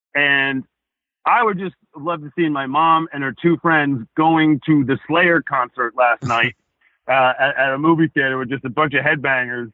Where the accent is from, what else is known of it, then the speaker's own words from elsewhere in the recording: Rhode Island, United States; I grew up in Rhode Island. I know the walk, I know the talk